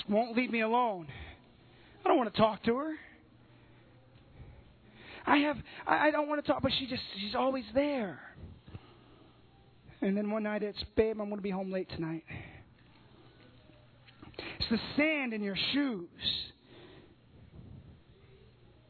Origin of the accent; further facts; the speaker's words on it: Southern Illinois, United States; I'm from Southern Illinois.